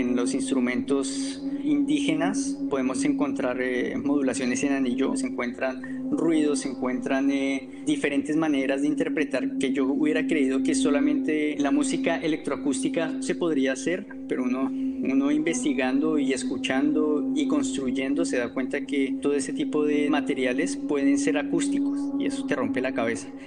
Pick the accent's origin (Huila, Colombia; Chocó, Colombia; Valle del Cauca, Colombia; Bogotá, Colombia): Bogotá, Colombia; also born or lived in Socorro, Santander; No pertenezco a la región de los Montes de María, yo soy socorrano, soy de Santander y me crié en Bogotá